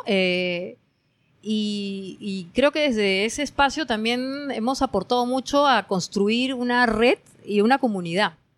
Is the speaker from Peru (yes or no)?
yes; Peru; moved away as an adult; now in Norway; como peruano